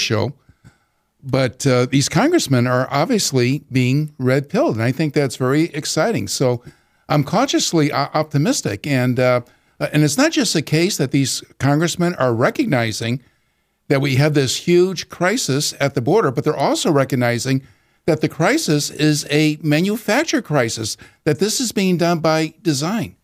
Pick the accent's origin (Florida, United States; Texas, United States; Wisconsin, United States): Texas, United States; proud to be a Texan